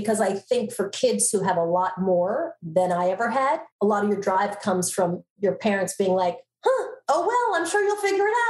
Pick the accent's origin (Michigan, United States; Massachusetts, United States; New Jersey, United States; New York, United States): New York, United States; Long Island; accent: Long Island; I grew up in Long Island, Strong Island, as we like to say. I actually, NBC many years ago sent me to speech classes to help lose my Long Island accent.